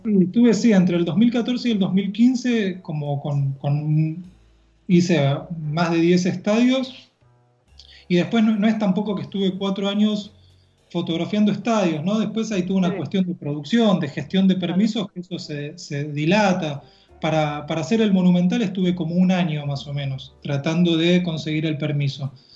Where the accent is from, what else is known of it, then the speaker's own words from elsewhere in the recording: Los Polvorines, Buenos Aires Province, Argentina; now in La Plata, Argentina; Yo me crié en un barrio que se llama Los Polvorines